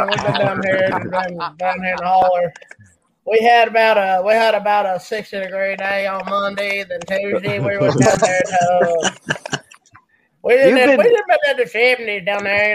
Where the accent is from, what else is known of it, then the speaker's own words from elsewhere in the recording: Kentucky, United States; I'm from Kentucky. They don't raise no wimps down here